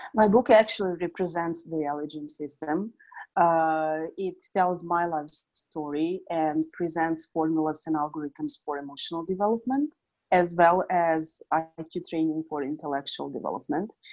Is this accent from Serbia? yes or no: yes; Serbia; also born or lived in Northridge, California; I was born in Serbia. Currently, I'm in Novi Sad, Serbia